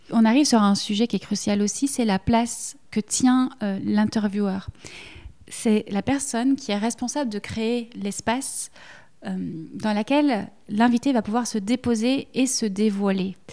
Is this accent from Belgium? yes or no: yes; Belgium; accent: Belgian; que ce soit l'accent, le mien on l'entend, je suis belge, voilà, je ne peux pas le cacher